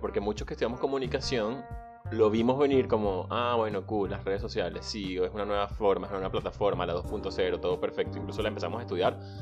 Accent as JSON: {"language": "Spanish", "country": "Venezuela", "moved": "yes", "said": "Soy venezolano, emigrante, soñador y un ciudadano del mundo"}